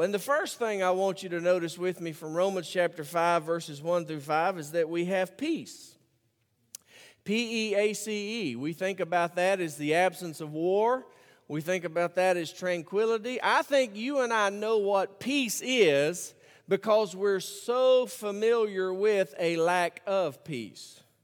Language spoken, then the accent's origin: English; Birmingham, Alabama, United States; I grew up in Birmingham, Alabama